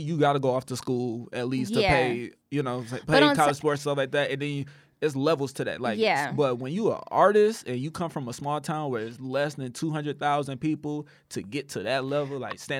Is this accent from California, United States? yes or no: no; Rockford, Illinois, United States; my thing is, like, I'm from Rockford. A lot of those people that's on there, I don't think they from Rockford.